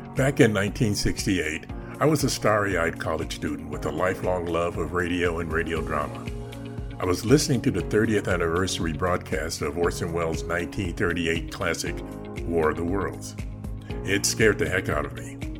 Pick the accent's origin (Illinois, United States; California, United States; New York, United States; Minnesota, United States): Illinois, United States; Chicago; my hometown of Chicago